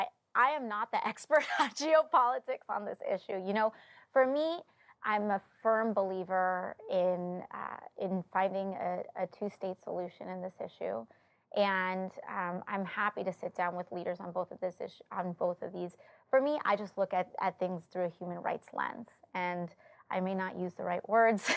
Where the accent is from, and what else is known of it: Bronx, New York, United States